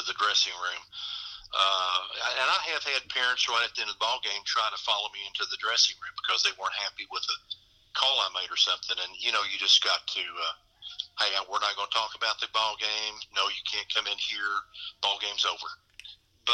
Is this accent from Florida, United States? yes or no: no; Henderson County, Kentucky, United States; they would not let me call in Henderson County because I was from Henderson County